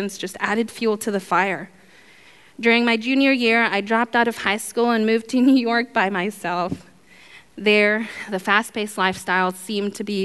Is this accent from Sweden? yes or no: no; Guatemala; I was born in Guatemala to a mom and dad who struggled with alcoholism and drug addiction